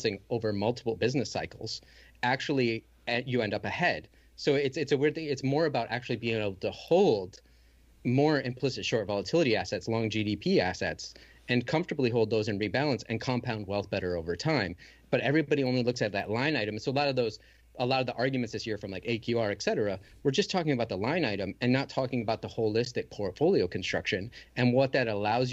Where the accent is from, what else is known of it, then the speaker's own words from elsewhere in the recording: Michigan, United States; I grew up in Michigan